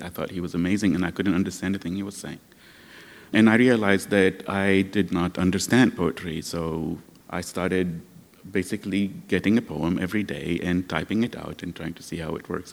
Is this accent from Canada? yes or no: no; Lebanon; now in United States